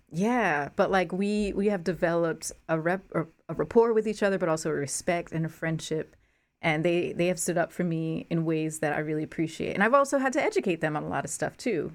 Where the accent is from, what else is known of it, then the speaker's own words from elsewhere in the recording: Newark, New Jersey, United States; I grew up in New Jersey